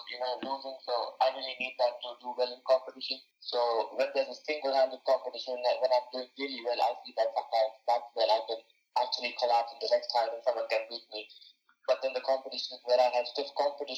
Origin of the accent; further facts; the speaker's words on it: India; moved away as an adult; now in United States; I was the third Indian